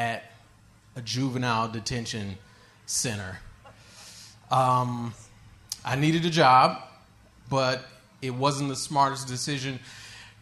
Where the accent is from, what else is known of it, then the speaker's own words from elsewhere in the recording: Michigan, United States; where I'm from Michigan